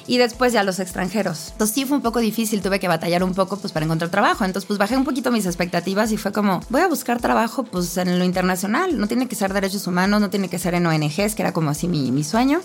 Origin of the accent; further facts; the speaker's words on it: Naucalpan, State of Mexico, Mexico; moved away as an adult; also born or lived in France; now in Germany; Yo vivía en casa de mi mamá, en satélite